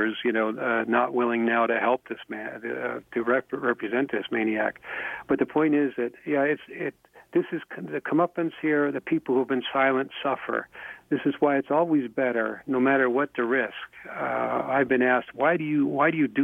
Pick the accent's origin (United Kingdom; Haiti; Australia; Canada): Canada; I'm a Canadian